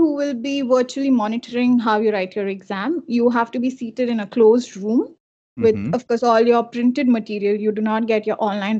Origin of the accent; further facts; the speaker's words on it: Mumbai, Maharashtra, India; moved away as an adult; now in Canada; Since I am from Mumbai